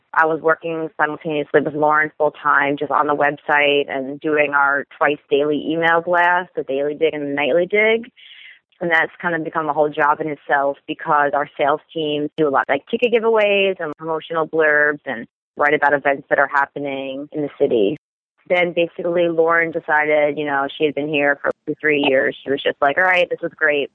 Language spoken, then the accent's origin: English; Long Island, New York, United States; moved away as an adult; now in Boston, United States; I'm originally from Long Island, New York